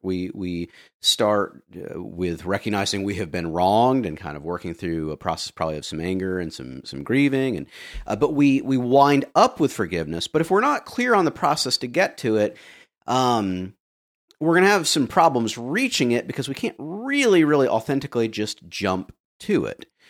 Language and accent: English; the American South, United States; as a Southerner